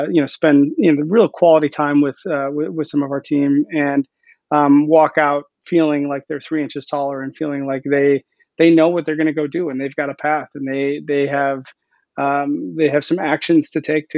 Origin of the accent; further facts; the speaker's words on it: Milwaukee, Wisconsin, United States; I'm from Milwaukee. I was living in Milwaukee at the time